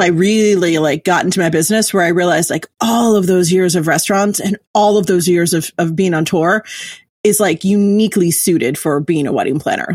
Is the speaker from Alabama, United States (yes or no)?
no; New York City, New York, United States; I'm originally from New York City.